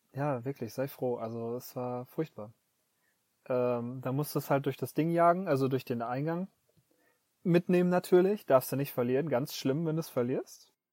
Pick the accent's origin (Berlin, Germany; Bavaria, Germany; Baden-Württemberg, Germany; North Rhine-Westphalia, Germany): North Rhine-Westphalia, Germany; moved away as an adult; now in Tokyo, Japan; aus meiner Heimatstadt äh, fünf, nee, zehn Minuten Zugfahrt nach Dortmund rein